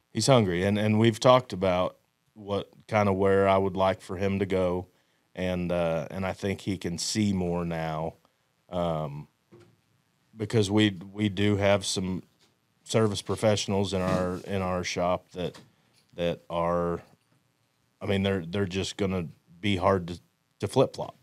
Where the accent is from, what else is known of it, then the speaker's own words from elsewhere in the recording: Amarillo, Texas, United States; I'm from Amarillo, Texas